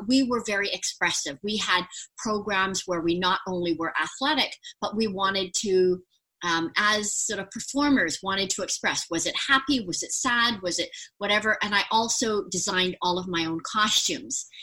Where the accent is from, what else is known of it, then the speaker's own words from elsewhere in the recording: Vancouver, British Columbia, Canada; I actually um, was born and raised in Vancouver, British Columbia